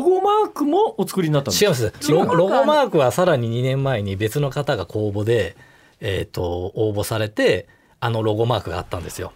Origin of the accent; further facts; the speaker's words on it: Kobe, Hyogo, Japan; moved away as an adult; also born or lived in Kumamoto; now in Tokyo, Japan; 小学生ぐらいから、あの、神戸にいて、